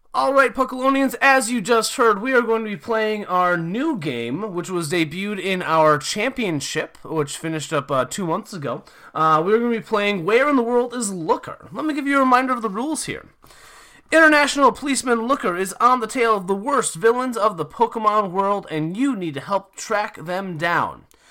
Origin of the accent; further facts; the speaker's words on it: Minnesota, United States; moved away; I'm originally from Minnesota